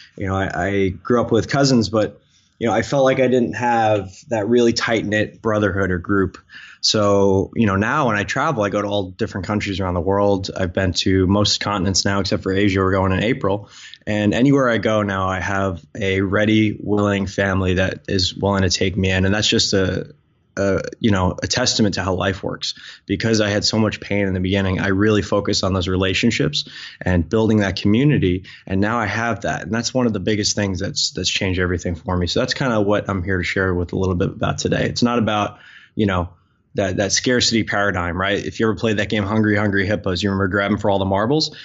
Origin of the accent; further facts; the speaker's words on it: Long Island, New York, United States; growing up on Long Island